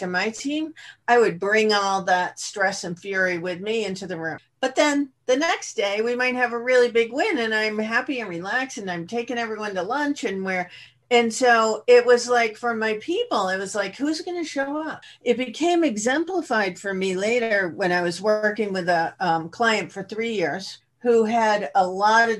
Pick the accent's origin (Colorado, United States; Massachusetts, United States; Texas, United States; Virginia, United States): Massachusetts, United States; Boston; now in California, United States; I come originally from Boston. I'm in California now, but the youngest of a family of five that were, you know, grew up in the Boston area